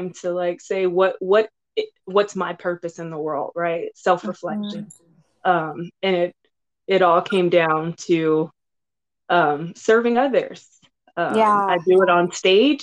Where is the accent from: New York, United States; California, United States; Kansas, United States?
California, United States; Los Angeles; I grew up in South Central Los Angeles